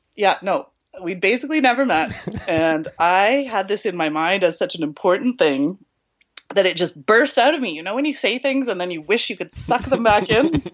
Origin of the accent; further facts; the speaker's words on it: Canada; accent: Canadian; I'm from Canada